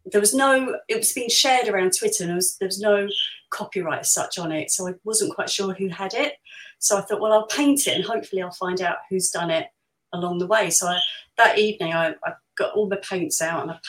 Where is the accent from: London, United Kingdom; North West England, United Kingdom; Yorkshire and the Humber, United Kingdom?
London, United Kingdom; I was born in Liverpool Road. If you're Islington, you usually Barts, Whittington, or Royal Free, really, or you're born at home